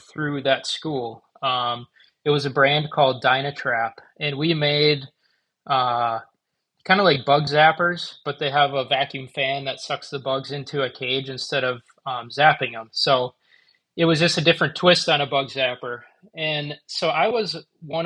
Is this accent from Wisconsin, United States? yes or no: yes; Manitowoc, Wisconsin, United States; I actually moved back to Manitowoc, my hometown